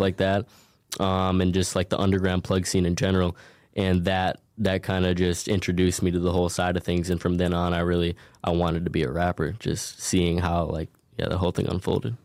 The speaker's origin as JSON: {"language": "English", "town": "Minneapolis", "region": "Minnesota", "country": "United States", "said": "I'm from originally Minneapolis, Minnesota"}